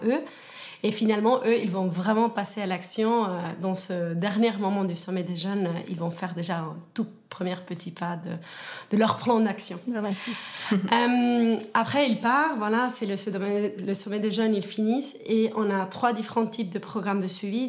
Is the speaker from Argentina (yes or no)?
yes; Argentina; moved away as an adult; now in Switzerland; je suis suissesse, mais née en Argentine